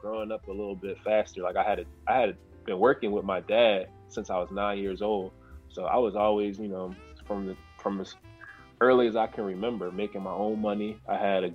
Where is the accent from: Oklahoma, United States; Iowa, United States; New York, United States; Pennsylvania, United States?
Pennsylvania, United States; Philadelphia; moved away; also born or lived in North Carolina; growing up in Philly, it was like the actual city.